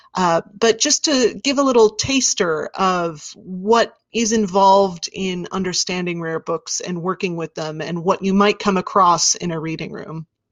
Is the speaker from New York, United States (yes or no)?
no; Wichita, Kansas, United States; I grew up in Wichita, Kansas